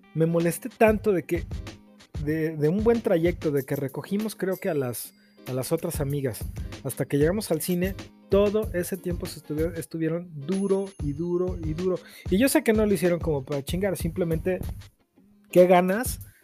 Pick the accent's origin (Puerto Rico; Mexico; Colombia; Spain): Mexico; así somos los mexicanos, hasta que no nos cae la voladora no entendemos